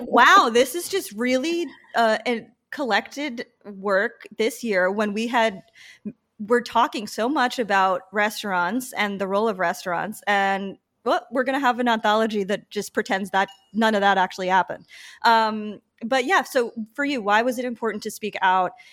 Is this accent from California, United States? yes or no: no; Patchogue, New York, United States; I grew up in Patchogue on the South Shore